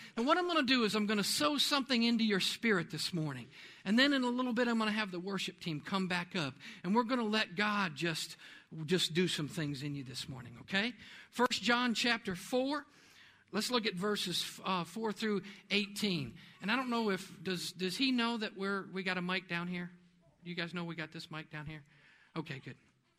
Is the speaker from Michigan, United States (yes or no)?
no; New York, United States; born there; I didn't come from the right place. I was born up in New York. I'm not from Oklahoma.